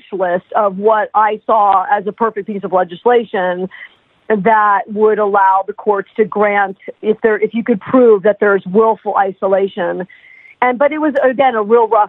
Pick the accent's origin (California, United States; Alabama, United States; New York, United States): New York, United States; New York City; we're all from New York City